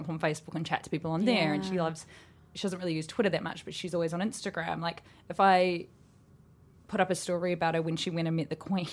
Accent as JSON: {"language": "English", "country": "New Zealand", "said": "I'm from New Zealand"}